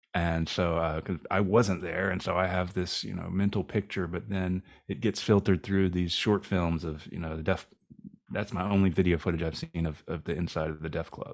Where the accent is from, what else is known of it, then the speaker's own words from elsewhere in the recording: East Coast, United States; growing up, for me, growing up on the East Coast